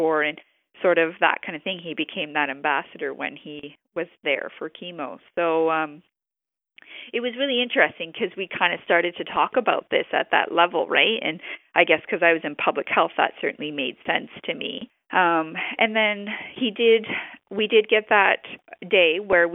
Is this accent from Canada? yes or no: yes; New Brunswick, Canada; I'm from New Brunswick and this is how I grew up.